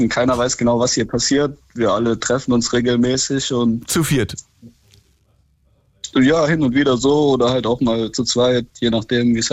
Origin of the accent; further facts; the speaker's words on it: Kempten, Bavaria, Germany; Wir kommen ja aus Bayern hier, also ich bin im Allgäu.